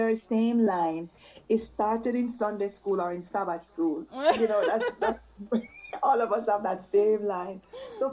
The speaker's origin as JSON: {"language": "English", "country": "Jamaica", "moved": "yes", "said": "I hail from Jamaica. I'm living overseas now"}